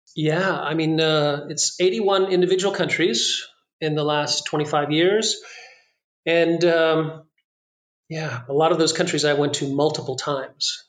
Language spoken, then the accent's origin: English; Corpus Christi, Texas, United States; also born or lived in France; I was born in Corpus Christi, Texas, so that's pretty far down in South Texas